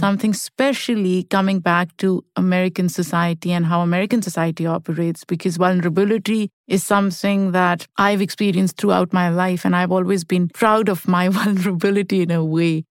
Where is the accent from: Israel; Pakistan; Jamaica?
Pakistan; moved away as an adult; now in United States; I grew up in Pakistan, which is a collective society, and people grieve together.